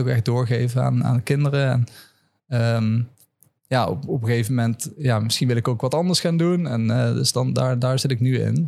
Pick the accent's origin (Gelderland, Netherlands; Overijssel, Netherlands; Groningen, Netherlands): Gelderland, Netherlands; Land van Maas en Waal; also born or lived in Amsterdam; now in Leiden, Netherlands; ik ben opgegroeid in een dorp, uh, het Ruten, in het land van Maas